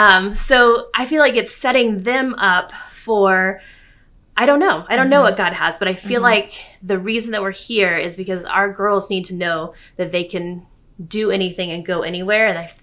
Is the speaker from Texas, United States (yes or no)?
yes; San Antonio, Texas, United States; moved away as an adult; I grew up in San Antonio. We lived in San Antonio. My parents were there, my sister and her family. My husband's family was just down the road, up the road, 3 hours in Houston.